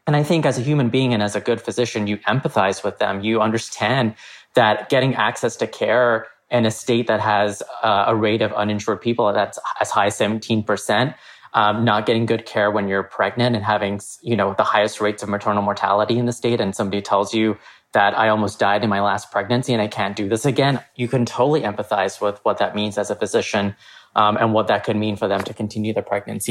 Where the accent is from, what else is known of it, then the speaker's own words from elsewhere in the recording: Texas, United States; I grew up in Texas. This is home for me